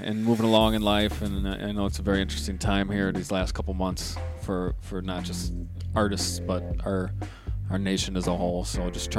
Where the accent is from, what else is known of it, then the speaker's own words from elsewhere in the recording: Chicago, Illinois, United States; moved away as an adult; now in Detroit, United States; growing up in Chicago